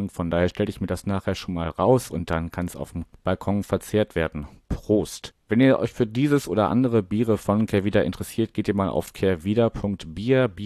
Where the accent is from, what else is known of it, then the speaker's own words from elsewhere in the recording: Wuppertal, North Rhine-Westphalia, Germany; Ja, also ähm, ich komme ursprünglich auch aus Wuppertal, also gar nicht so weit weg von Duisburg